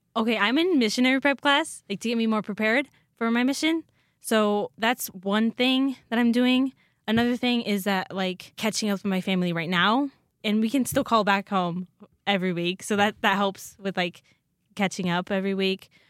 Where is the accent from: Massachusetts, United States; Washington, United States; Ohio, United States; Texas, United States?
Washington, United States; Oroville; now in Rexburg, United States; I'm from Orville, Washington. It's North Central